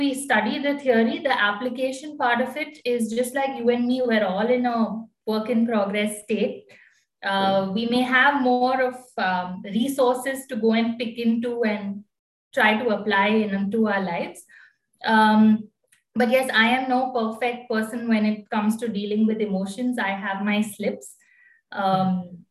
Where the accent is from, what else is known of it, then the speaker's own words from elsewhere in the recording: Bangalore, Karnataka, India; I'm basically from Bangalore.